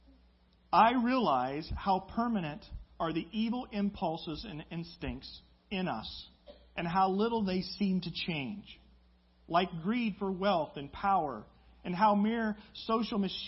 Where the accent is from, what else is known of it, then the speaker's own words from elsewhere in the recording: Midwest, United States; I grew up in the Midwest